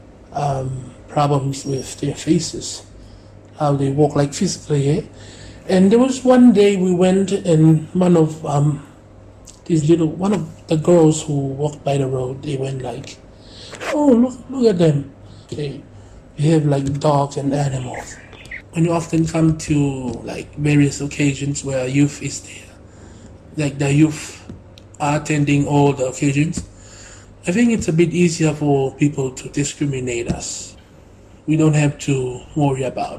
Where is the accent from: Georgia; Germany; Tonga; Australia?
Tonga; I was being raised up here